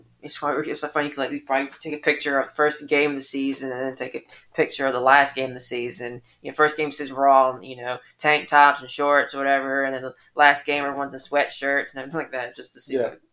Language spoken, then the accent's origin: English; Atlanta, Georgia, United States; moved away; I'm originally from Atlanta